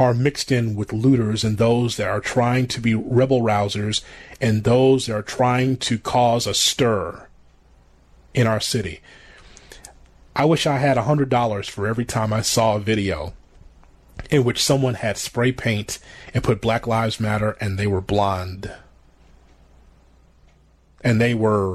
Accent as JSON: {"language": "English", "town": "Chicago", "region": "Illinois", "country": "United States", "tie": "born or raised there", "said": "Growing up on the South Side and still living on the South Side"}